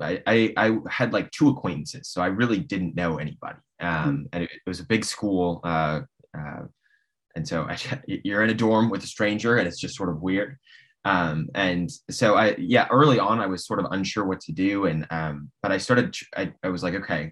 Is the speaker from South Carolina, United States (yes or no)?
no; Nebraska, United States; moved away as an adult; now in Washington D.C., United States; So I am originally from Nebraska, born and raised there